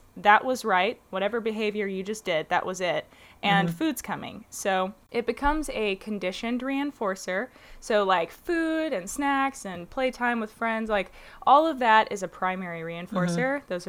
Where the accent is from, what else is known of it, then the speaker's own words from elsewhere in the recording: Little Rock, Arkansas, United States; Yes, I was born and raised in Little Rock, Arkansas, and I decided when I was younger that I just was not a huge fan of the southern accent, so went ahead and opted to not have one.